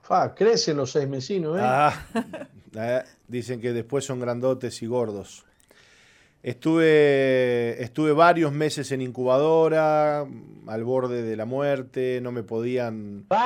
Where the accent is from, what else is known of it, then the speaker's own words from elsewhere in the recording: Argentina; born there; Yo nací en Argentina. Este, mi papá es argentino, mi mamá uruguaya.